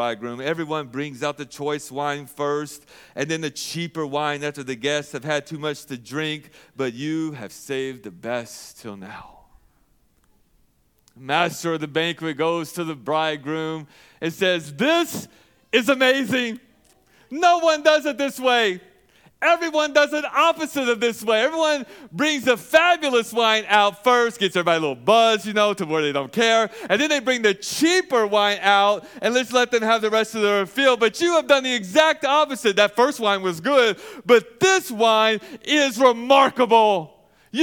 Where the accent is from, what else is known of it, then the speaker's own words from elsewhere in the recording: Arkansas, United States; I'm from Arkansas. I might put an R in there and say washing